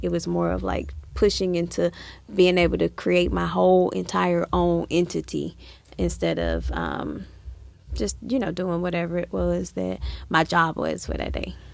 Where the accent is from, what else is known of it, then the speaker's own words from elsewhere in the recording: Atlanta, Georgia, United States; I grew up here in Atlanta